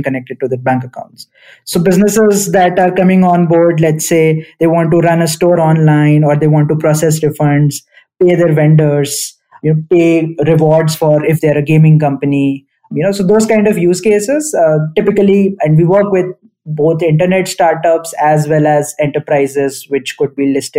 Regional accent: New Delhi, Delhi, India; I grew up in New Delhi in India.

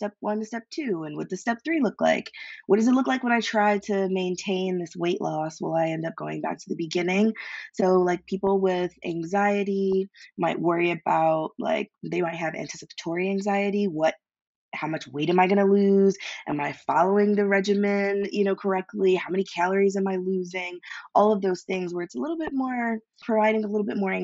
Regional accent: Philadelphia, Pennsylvania, United States; I'm from Philly

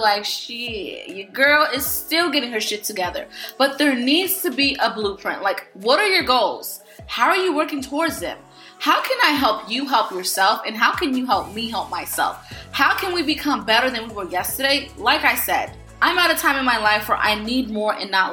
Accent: Florida, United States; moved away; I took a trip to my hometown, Florida, to see my girls

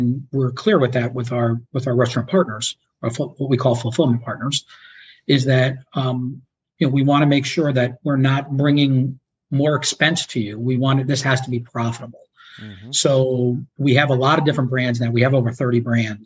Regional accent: New York, United States; also born or lived in Chicago; now in Florida, United States; I grew up in New York, so I'm more of a New York style pizza guy

